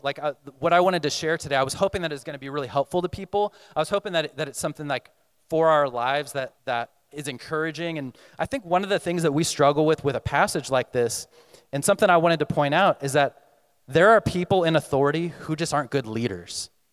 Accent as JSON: {"language": "English", "region": "Texas", "country": "United States", "moved": "yes", "said": "I'm coming from Texas"}